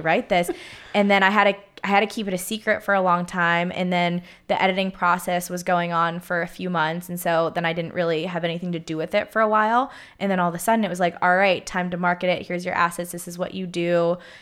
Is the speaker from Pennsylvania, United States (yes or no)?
yes; Pittsburgh, Pennsylvania, United States; moved away as an adult; now in Southern California, United States; growing up in Pittsburgh, every single Sunday revolved around